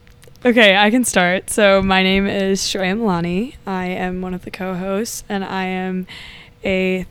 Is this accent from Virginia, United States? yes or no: yes; Richmond, Virginia, United States; I'm from Richmond, Virginia.